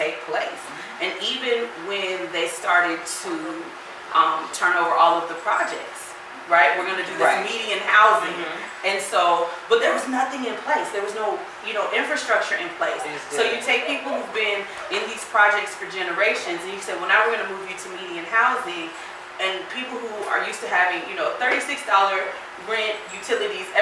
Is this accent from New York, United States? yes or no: no; San Diego, California, United States; moved away as an adult; also born or lived in Washington, D.C.; now in Memphis, United States; I was born and raised in California, and then I lived in D.C. for a year. And coming from San Diego, which is very kind of laid back, like I grew up between San Diego and the Valley